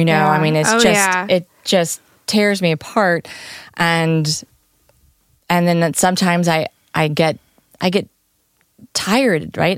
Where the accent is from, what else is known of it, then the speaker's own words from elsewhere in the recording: United States; as an American girl traveling Europe